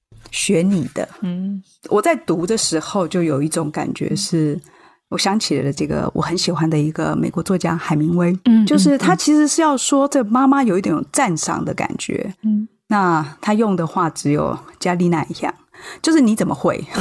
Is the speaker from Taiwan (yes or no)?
yes; Chiayi, Taiwan; 因为我是嘉义人，我念糜。